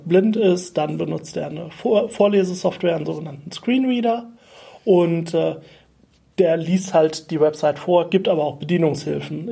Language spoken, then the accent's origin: German; Germany; moved away as an adult; also born or lived in Vienna; ich bin ein Deutscher in Wien